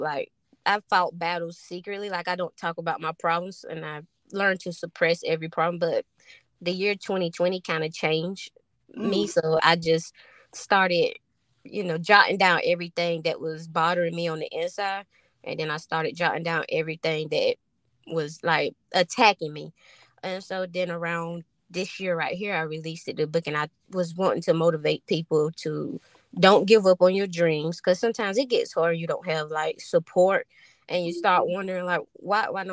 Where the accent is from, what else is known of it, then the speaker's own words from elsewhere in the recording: Fairmont, North Carolina, United States; I'm from Fairmont, North Carolina. And it's a little small town